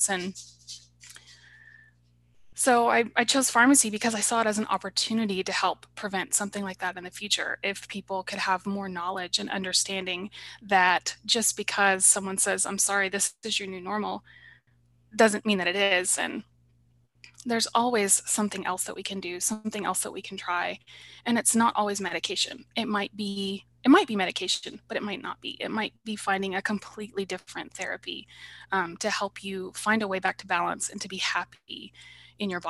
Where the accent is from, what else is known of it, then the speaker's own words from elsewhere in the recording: Tulsa, Oklahoma, United States; Well, I was born in Tulsa, Oklahoma, and uh, was raised there. And I went to college at Southwestern Oklahoma State University, which is in Weatherford, Oklahoma.